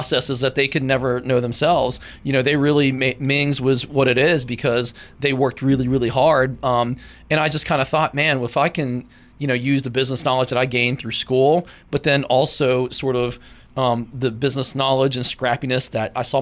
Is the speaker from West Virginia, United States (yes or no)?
yes; Huntington, West Virginia, United States; So I grew up here in Huntington. I'm a Huntington native